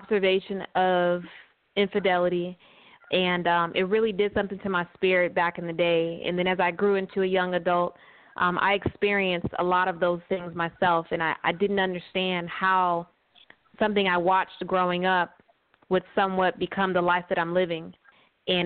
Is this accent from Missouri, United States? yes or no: no; California, United States; also born or lived in Arizona; now in Georgia, United States; So I am originally from West Coast, from California. I was raised there